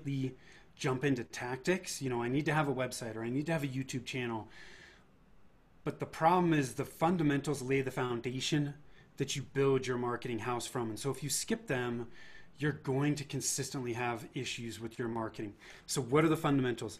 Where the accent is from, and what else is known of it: Bay Area, Northern California, United States; born or raised there; moved away as an adult; now in Denver, United States